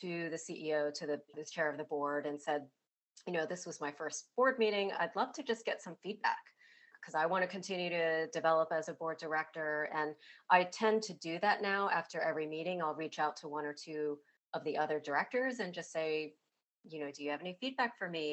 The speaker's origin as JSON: {"language": "English", "country": "United States", "tie": "born or raised there", "said": "my background with Chinese immigrant parents and growing up in the United States with my parents"}